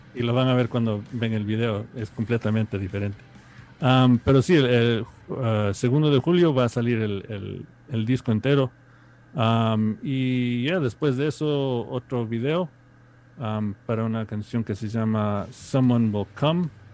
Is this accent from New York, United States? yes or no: yes; New York, United States; yo nací en Nueva York en los 75